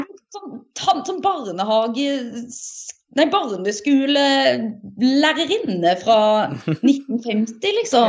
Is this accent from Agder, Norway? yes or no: yes; Setesdal, Agder, Norway; jeg kommer fra Setesdal